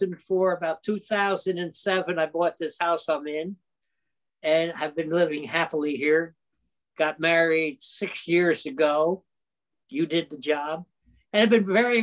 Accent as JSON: {"language": "English", "region": "New Jersey", "country": "United States", "tie": "born or raised there", "also_born_or_lived": "Yonkers, New York", "said": "I was born in Yonkers, New York. The family moved to New Jersey in 1937. I was a year old, and I grew up in New Jersey"}